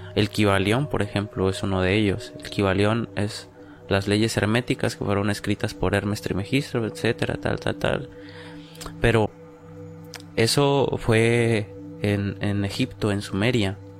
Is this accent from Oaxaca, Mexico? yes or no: yes; Oaxaca, Mexico; Nosotros que venimos pues de Oaxaca